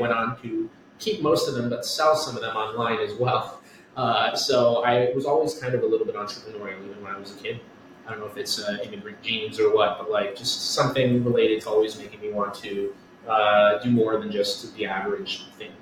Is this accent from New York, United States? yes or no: yes; Westchester, New York, United States; also born or lived in Connecticut; now in Astoria, New York, United States; I grew up in Westchester, New York